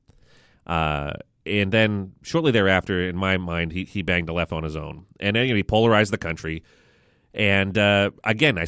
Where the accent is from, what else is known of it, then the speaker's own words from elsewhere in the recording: New Hampshire, United States; my education growing up in Backwater, New Hampshire